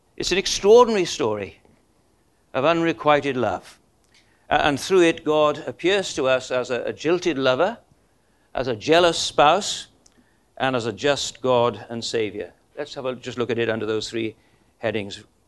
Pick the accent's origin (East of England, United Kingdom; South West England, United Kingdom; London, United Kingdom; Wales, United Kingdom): Wales, United Kingdom; Welsh; we're Welsh